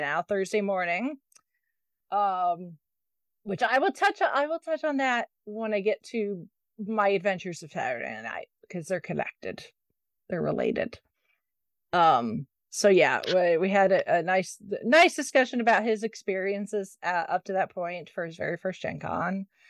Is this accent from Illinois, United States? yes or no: no; Indianapolis, Indiana, United States; takes place in my hometown, down this literally down the street from where I work